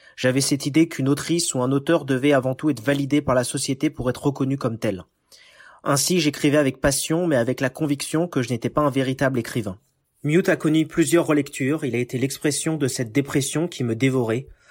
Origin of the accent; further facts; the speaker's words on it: Paris region, Île-de-France, France; moved away as an adult; now in United States; Je suis né en France, en région parisienne